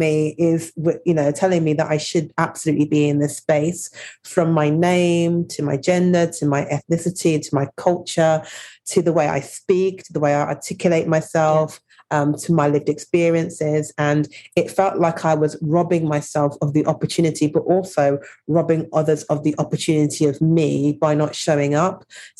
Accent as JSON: {"language": "English", "town": "Birmingham", "region": "West Midlands", "country": "United Kingdom", "tie": "born or raised there", "lives_now": "London, United Kingdom", "said": "But born and raised in Birmingham to Jamaican parents. They came over to the UK in the 60s. So it's been a really interesting journey, and spent most of my adolescence in Birmingham, which was very multicultural."}